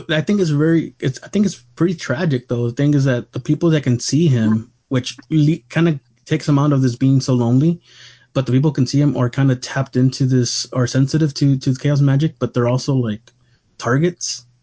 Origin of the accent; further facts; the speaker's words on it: Brooklyn, New York, United States; I'm from Brooklyn. I have been going to Coney Island since I was a kid